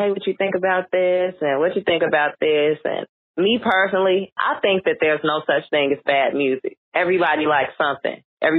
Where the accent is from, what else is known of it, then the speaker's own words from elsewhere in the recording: Chicago, Illinois, United States; Everywhere I go, they going to know I'm from Chicago.